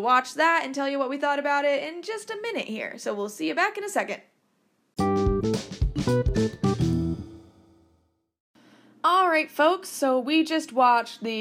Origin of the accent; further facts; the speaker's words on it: Fromberg, Montana, United States; I'm from Fromberg, Montana